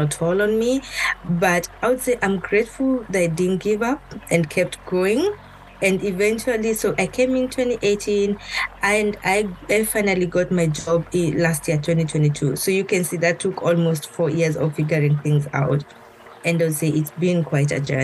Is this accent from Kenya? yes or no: yes; Kenya; moved away as an adult; now in United States; I was born and brought up in Kenya, my whole life